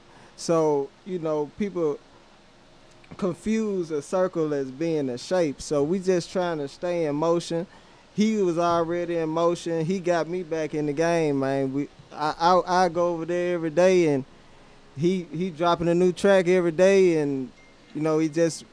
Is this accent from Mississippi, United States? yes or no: yes; Greenwood, Mississippi, United States; also born or lived in Tallahassee, Florida; I was born in Tallahassee, Florida, but moved to Greenwood